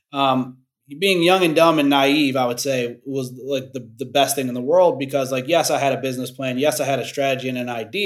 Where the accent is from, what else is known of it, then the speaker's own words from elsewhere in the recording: Cleveland, Ohio, United States; I'm from Cleveland, Ohio